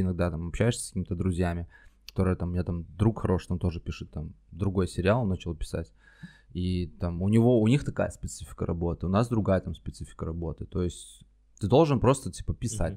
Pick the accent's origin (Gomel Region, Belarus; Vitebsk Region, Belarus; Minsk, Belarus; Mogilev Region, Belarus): Minsk, Belarus; moved away as an adult; now in Moscow, Russia; я сам из Минска, mm-hmm. нужно пояснить. Я долгое время, я жил 29 лет в Минске